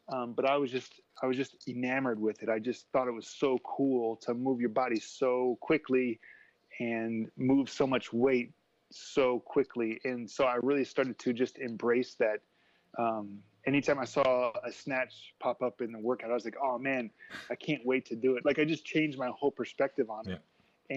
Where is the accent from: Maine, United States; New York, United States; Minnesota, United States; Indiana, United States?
Indiana, United States; moved away as an adult; also born or lived in New Zealand; I'm from Indiana uh, in the United States